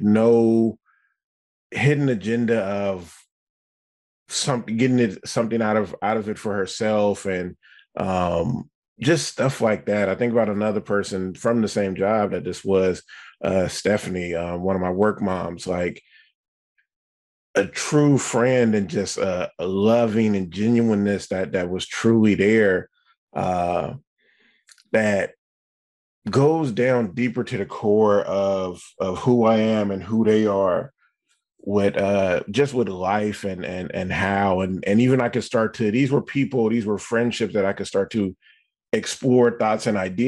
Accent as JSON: {"language": "English", "area": "the Bay Area", "region": "California", "country": "United States", "said": "I'm from the Bay Area."}